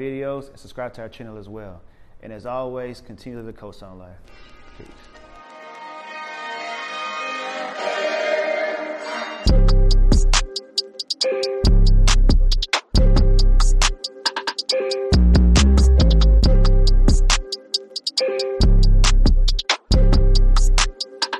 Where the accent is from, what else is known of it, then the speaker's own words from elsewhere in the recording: Killeen, Texas, United States; I'm originally from Killeen, so we right by Fort Hood. That's the Army base, so that's how I kind of grew up